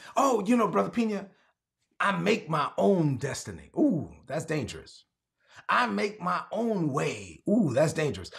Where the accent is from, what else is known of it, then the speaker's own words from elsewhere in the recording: New York City, New York, United States; growing up in Brooklyn when I was a teenager in East New York, Brooklyn